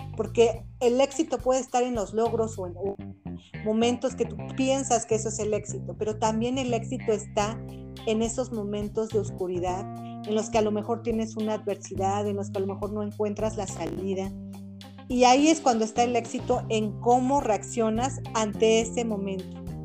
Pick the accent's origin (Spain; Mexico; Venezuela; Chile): Mexico; soy mexicana certificada en coach facilitadora